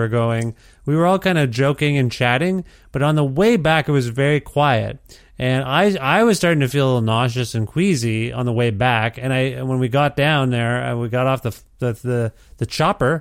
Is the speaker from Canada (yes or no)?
yes; Ontario, Canada; moved away as an adult; now in Edmonton, Canada; I'm from Ontario originally